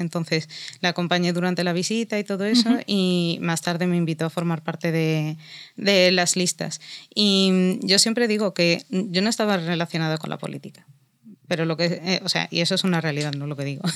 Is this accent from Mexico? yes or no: no; Spain; soy musulmana, pero también soy española